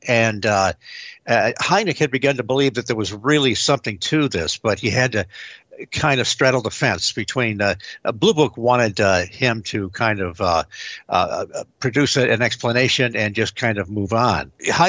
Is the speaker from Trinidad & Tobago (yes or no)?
no; Detroit, Michigan, United States; Well, I grew up in the Detroit area, and this wave of sightings, we were getting reports from places like Ann Arbor, Hillsdale, Dexter.